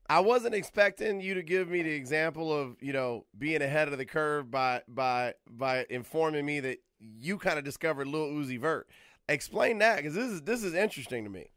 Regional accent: Atlanta, Georgia, United States; moved away as an adult; now in Los Angeles, United States; I'm from around the way in the ATL

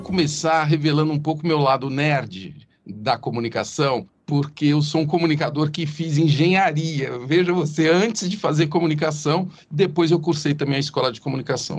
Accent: Ituverava, São Paulo, Brazil; accent: caipira; Eu sou do interior de São Paulo, Ituverava

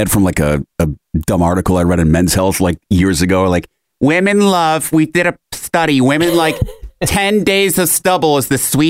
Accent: Rochester, New York, United States; born or raised there; moved away

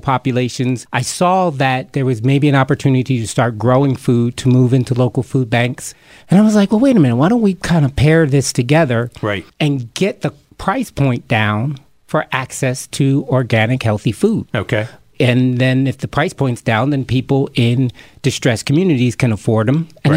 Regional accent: Camden, New Jersey, United States; being a kid growing up in Camden, New Jersey

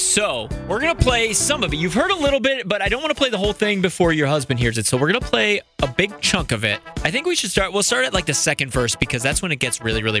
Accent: Wheeling, West Virginia, United States; my hometown of Wheeling

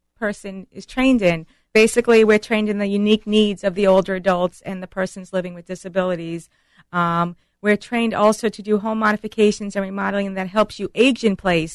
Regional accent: New York City, New York, United States; moved away; I'm from Bronx, New York.

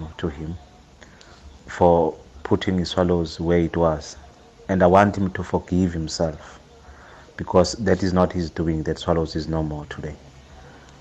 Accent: Ladysmith, KwaZulu-Natal, South Africa; As a 13-year-old growing up in Ladysmith

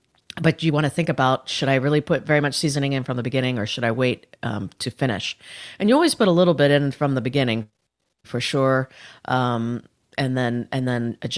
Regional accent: Indiana, United States; Well, I grew up in Northern Indiana.

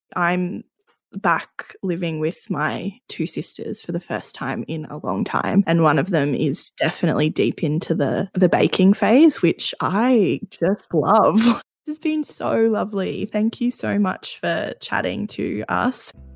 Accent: Australia; as Australians, a central part of our identity

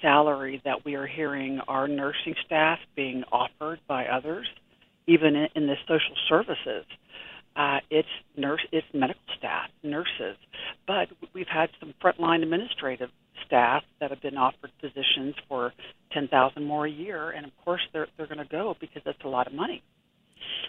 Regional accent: Ohio, United States; moved away as an adult; also born or lived in Pennsylvania; now in Kansas, United States; born in Pennsylvania, but originally from Ohio, but I've been in Kansas since I was 21, so a long time

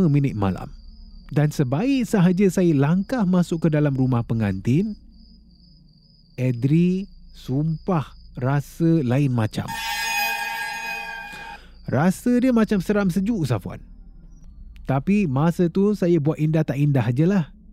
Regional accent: Kuala Lumpur, Malaysia; sebab saya dari Kuala Lumpur KL. Ya, Kuala Lumpur

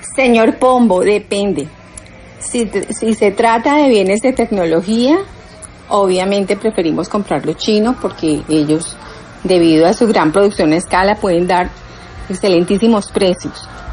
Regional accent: Manizales, Caldas, Colombia; tenemos maravillosos cafés en mi tierra natal, en Manizales

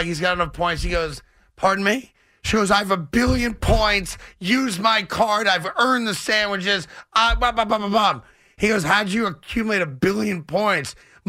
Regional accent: New York, United States; as a New Yorker who appreciates a really good sub.

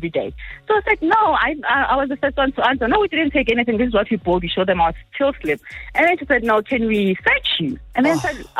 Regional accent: Johannesburg, Gauteng, South Africa; So I grew up living in Johannesburg, the CBD.

